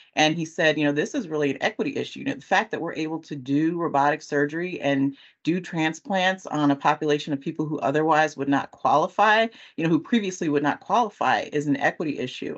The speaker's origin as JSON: {"language": "English", "region": "California", "country": "United States", "moved": "yes", "lives_now": "Chicago, United States", "said": "I'm originally from California"}